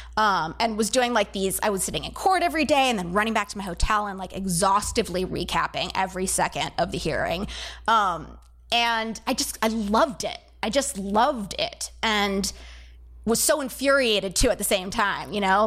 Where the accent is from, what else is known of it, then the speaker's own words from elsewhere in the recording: San Diego, California, United States; moved away as an adult; also born or lived in Santa Cruz / New York City; now in Baltimore, United States; I grew up in California. I grew up in, uh, San Diego